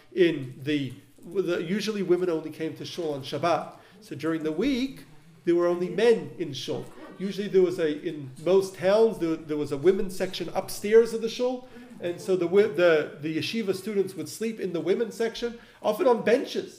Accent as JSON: {"language": "English", "town": "Melbourne", "region": "Victoria", "country": "Australia", "tie": "born or raised there", "moved": "yes", "lives_now": "Los Angeles, United States", "said": "where I grew up in Melbourne, we had a yeshiva for advanced study where I studied"}